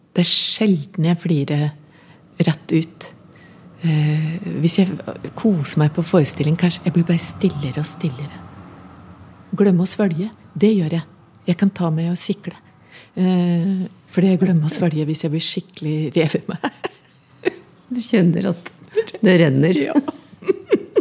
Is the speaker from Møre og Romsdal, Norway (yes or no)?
no; Innlandet, Norway; accent: Innlandet dialect